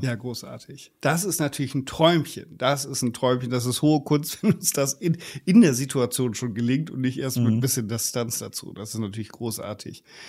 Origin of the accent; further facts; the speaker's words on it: Germany; bei uns in Deutschland